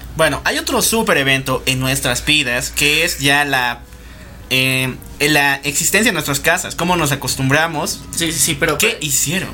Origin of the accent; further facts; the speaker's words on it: La Paz, Bolivia; no solo somos de Bolivia, sino también somos de La Paz, Bolivia